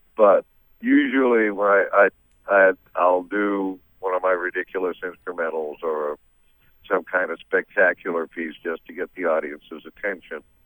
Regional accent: Massachusetts, United States; now in Memphis, United States; I'm from Massachusetts originally, but I live in Memphis now

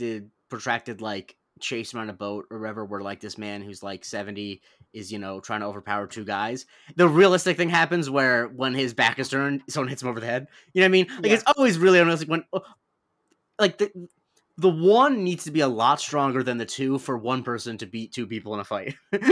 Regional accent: Florida, United States; Growing up in Florida, some people.

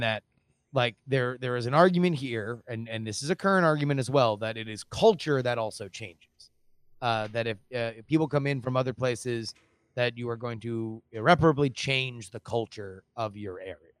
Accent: South Florida, United States; growing up in South Florida

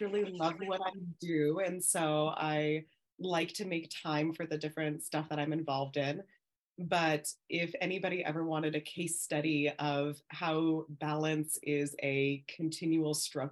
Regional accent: Southern California, United States; So I hail from Southern California. Born and raised in California pretty much the entirety of my life

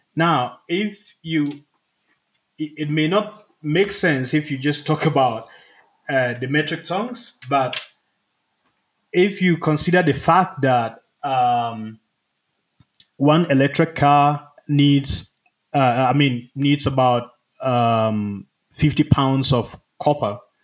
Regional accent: Ghana; moved away as an adult; also born or lived in Rwanda; now in United States; I'm from Ghana, where I lived most of my life

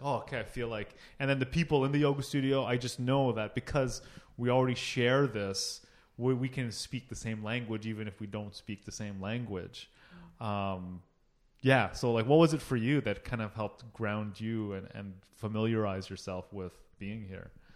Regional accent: Toronto, Ontario, Canada; also born or lived in Oakville; I was born in Toronto

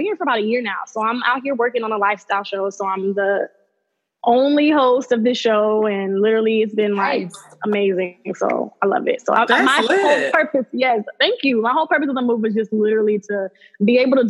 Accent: Miami, Florida, United States; moved away as an adult; also born or lived in Augusta, Georgia / New York; now in Alabama, United States; I'm born and raised in South Florida. I lived in Augusta, Georgia for part of like my middle school career

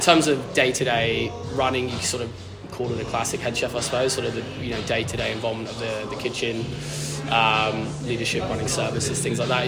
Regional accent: Cornwall, South West England, United Kingdom; moved away as an adult; now in Melbourne, Australia; grew up Cornwall, left left Cornwall when I was 19

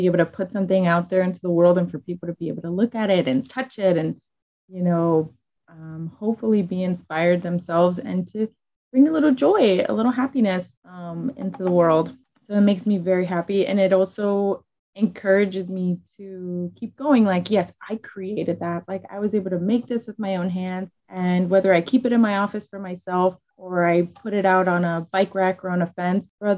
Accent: Chicago, Illinois, United States; I'm from Little Village.

